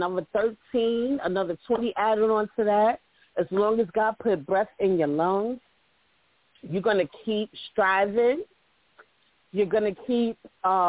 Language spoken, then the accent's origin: English; New York City, New York, United States; I'm from the Bronx